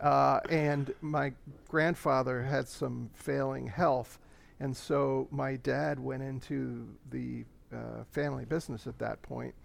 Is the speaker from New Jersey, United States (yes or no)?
yes; central New Jersey, United States; I was, uh, raised in central New Jersey